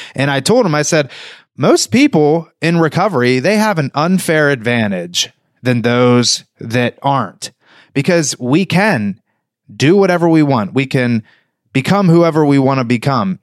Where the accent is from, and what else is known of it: New Castle, Pennsylvania, United States; moved away as an adult; now in South Florida, United States